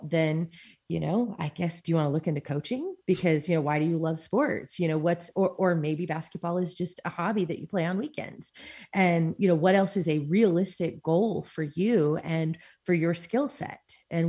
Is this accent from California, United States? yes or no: yes; San Diego, California, United States; I did. Yeah. I grew up in San Diego.